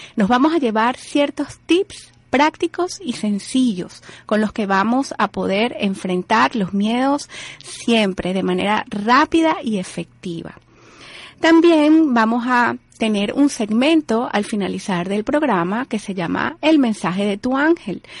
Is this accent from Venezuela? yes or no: yes; Venezuela; moved away as an adult; now in United States; Yo soy venezolana, estoy aquí en los Estados Unidos desde el año 2008